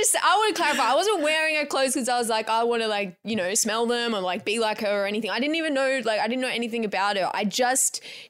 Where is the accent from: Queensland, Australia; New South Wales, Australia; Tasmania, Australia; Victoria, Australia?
Victoria, Australia; Geelong; now in Sydney, Australia; I'm not from Sydney. I'm just from Geelong.